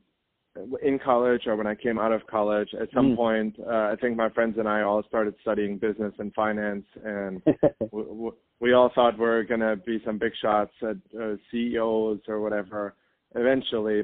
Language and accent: English; Germany; moved away; I was born and raised in Germany